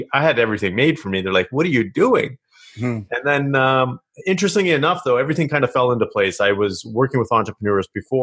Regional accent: Kelowna, British Columbia, Canada; moved away as an adult; now in Ontario, Canada; I grew up in Kelowna, British Columbia.

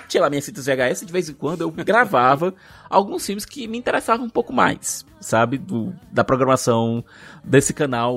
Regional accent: Fortaleza, Ceará, Brazil; Eu saí do Hospital Luiz de França, que era um hospital, um, hospital, um grande hospital infantil que tem aqui em Fortaleza

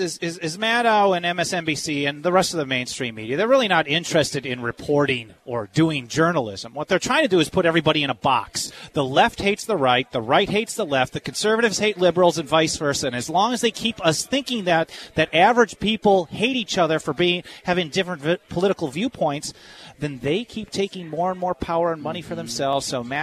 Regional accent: California, United States; my home state of California

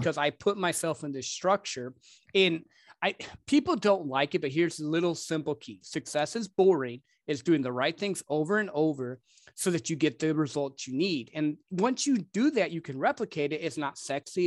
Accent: Michigan, United States; also born or lived in Dallas-Fort Worth area, Texas; now in Dallas, United States; I grew up actually in, uh, Michigan

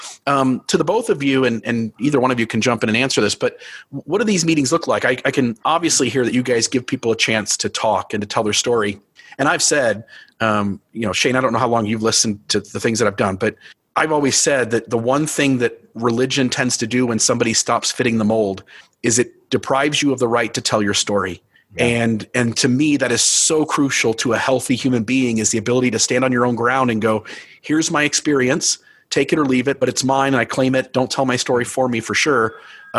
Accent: Ohio, United States; moved away as an adult; I was originally from Ohio, and that's where I was for the first 37 years, 35 years

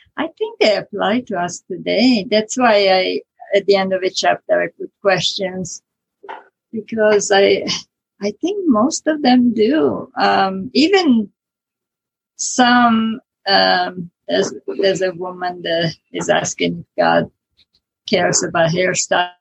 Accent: Italy; accent: Italian; English is a second language; moved away as an adult; now in United States; I was born in Italy, born and raised in Italy, so I never get rid of the Italian accent

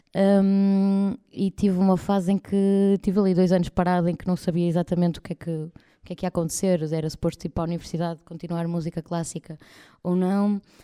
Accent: Espinho, Norte, Portugal; now in Porto, Portugal; Eu fui nascida e criada em Espinho, portanto estive lá até aos de, de, de 18, mais ou menos

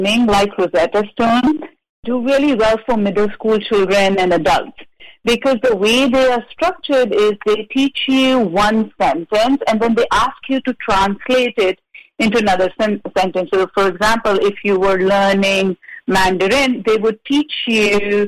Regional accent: India; now in Santa Barbara, United States; I'm from India

